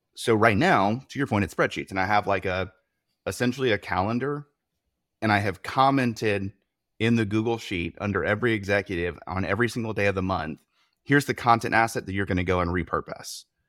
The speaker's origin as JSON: {"language": "English", "region": "the South", "country": "United States", "tie": "born or raised there", "said": "I was raised in the South"}